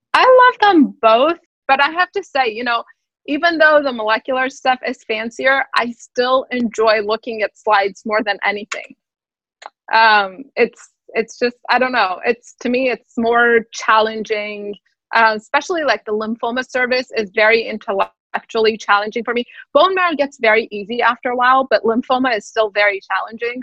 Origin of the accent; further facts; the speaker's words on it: Tehran, Tehran Province, Iran; moved away; also born or lived in Houston; I'm from Tehran, which is similar to New York, but not in the U.S.